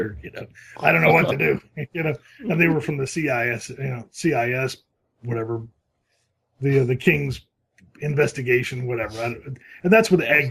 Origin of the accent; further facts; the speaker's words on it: Lansing, Michigan, United States; moved away as an adult; now in Los Angeles, United States; I'm from Lansing